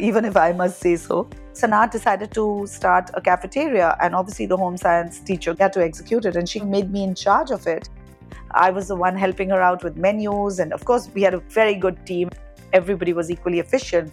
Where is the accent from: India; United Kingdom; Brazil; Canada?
India; Dhanbad, Jharkhand; also born or lived in Jamshedpur / Calcutta; Growing up in Dhanbad was especially beautiful because neighbors were wonderful